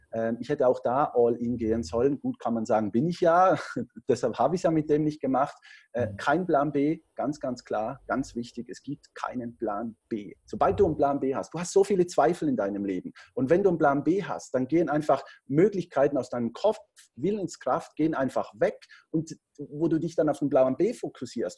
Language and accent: German; Switzerland; Ich bin Schweizer, am Bodensee wohne ich, habe da meine Unternehmen